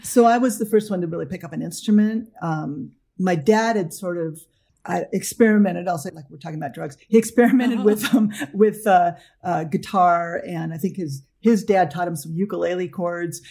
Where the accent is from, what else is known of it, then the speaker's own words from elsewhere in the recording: Los Angeles, California, United States; I grew up in Northridge, California